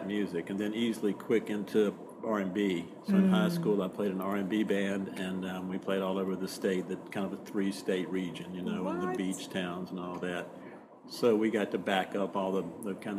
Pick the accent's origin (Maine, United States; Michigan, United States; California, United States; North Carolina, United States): North Carolina, United States; now in New Orleans, United States; I grew up in North Carolina, and I grew up as a musician